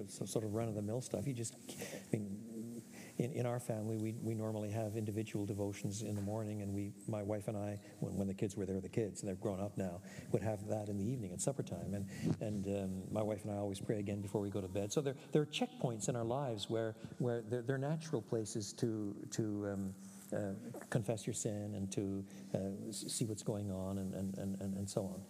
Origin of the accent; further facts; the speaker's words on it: Canada; moved away as an adult; also born or lived in Europe; now in United States; I'm Canadian by birth, and then I did all my education in either Canada or Europe